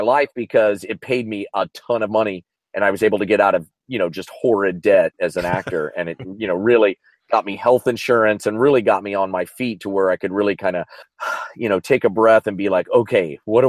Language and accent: English; Kansas, United States; moved away as an adult; also born or lived in Chicago; now in Los Angeles, United States; I'm from Kansas. I rode growing up.